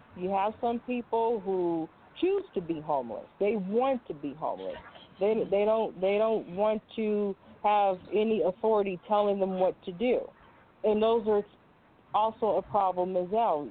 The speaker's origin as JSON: {"language": "English", "region": "California", "country": "United States", "tie": "born or raised there", "said": "I am from California, born and raised."}